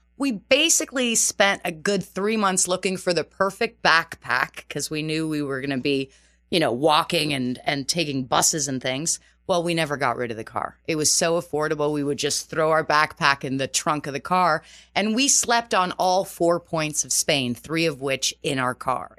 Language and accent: English; just outside of Toronto, Ontario, Canada; first language Portuguese; moved away as an adult; also born or lived in Terceira Island, Azores, Portugal; now in New York City, United States; I was born in Terceira Island. Uh, so was my entire family. And, uh, my father and mother decided to immigrate when I was two years old to Canada. So just outside of Toronto.